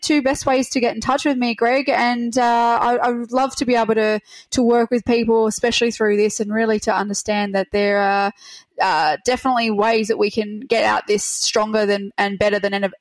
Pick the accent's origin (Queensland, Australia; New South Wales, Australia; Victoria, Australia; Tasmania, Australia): Victoria, Australia; Melbourne; I'm from Melbourne